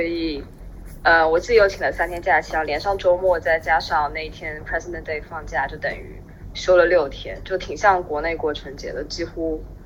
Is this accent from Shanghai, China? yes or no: yes; Shanghai, China; also born or lived in Brooklyn, New York, United States; now in New York, United States; 因为我是，我是上海人嘛，然后从来没有吃过盆菜